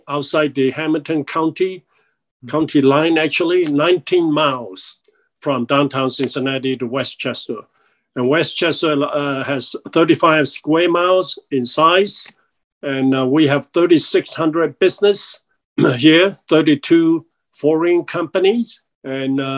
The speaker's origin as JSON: {"language": "English", "country": "Malaysia", "also_born_or_lived": "Chicago, Illinois", "moved": "as an adult", "lives_now": "United States", "said": "I came from Malaysia now. It used to be British Borneo"}